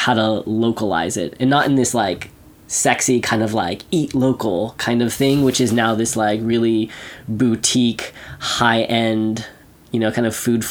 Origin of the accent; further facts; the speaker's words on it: Central Valley, California, United States; I come from the Central Valley. Like, that's where a good chunk of the food in this country is produced